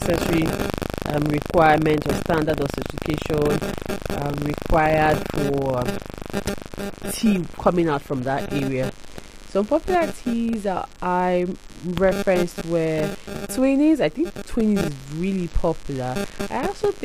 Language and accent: English; Port Harcourt, Rivers State, Nigeria; I'm from Elelewa.